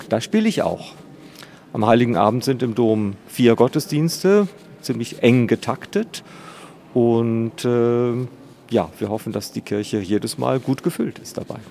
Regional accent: East Frisia, Lower Saxony, Germany; now in Schwerin, Germany; Ich komme aus Ostfriesland, aus einer dörflichen Gemeinde in Ostfriesland

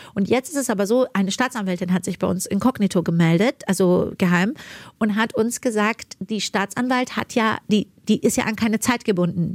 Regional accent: Germany; also born or lived in Iran; in einem Land groß zu werden, was mir so viel Bildung mitgegeben hat

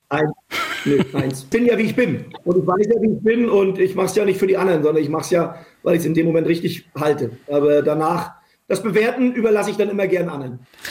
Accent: Rostock, Mecklenburg-Vorpommern, Germany; moved away as an adult; also born or lived in Köpenick, Berlin / Cologne; now in Berlin, Germany; Das ist meine, ist meine Heimatstadt.

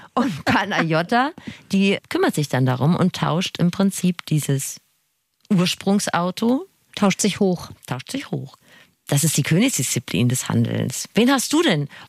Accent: Rhineland, Germany; Wir sind Rheinländerin

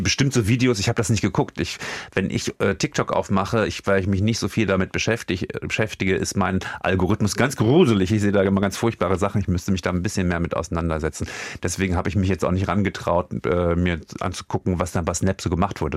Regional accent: Germany; für uns als Deutsche

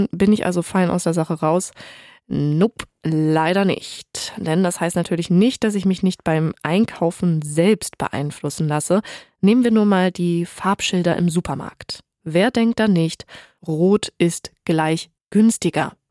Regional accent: Lower Saxony, Germany; born there; also born or lived in Leipzig; Als gebürtige Ostfriesin ist das halt völlig normal, dass du mit dem Fahrrad überall hinfährst.

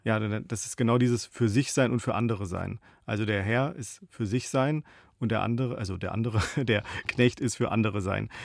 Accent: Baden-Württemberg, Germany; moved away; also born or lived in Berlin; ich bin im Badischen aufgewachsen

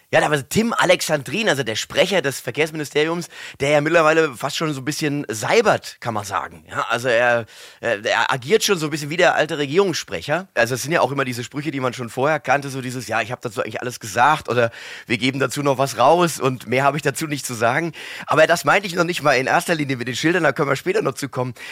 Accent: Mainz, Rhineland-Palatinate, Germany; accent: Mainzer Dialekt; wir ein Haushalt sind, wo der Mainzer Dialekt gepflegt worden ist. Und natürlich bin ich hier auch äh, sozialisiert worden

